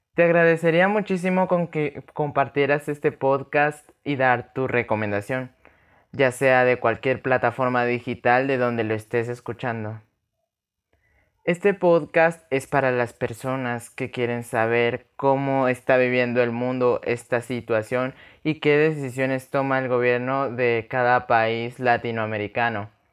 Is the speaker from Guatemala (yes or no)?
yes; Guatemala; soy de Guatemala